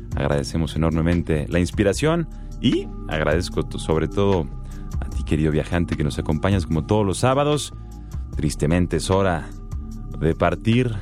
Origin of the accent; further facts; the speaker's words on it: Greece; es Grecia mi país de origen.